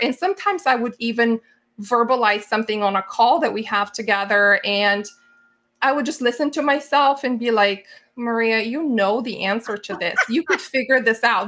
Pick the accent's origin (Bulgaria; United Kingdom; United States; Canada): Bulgaria; moved away; I grew up in Bulgaria.